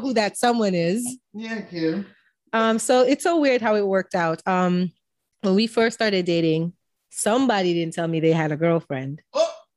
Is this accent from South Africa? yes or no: no; Jamaica; Being Jamaican